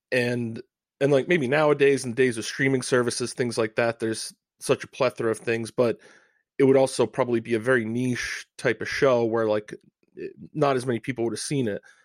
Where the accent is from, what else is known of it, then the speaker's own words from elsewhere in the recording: Rhode Island, United States; I'm from Rhode Island.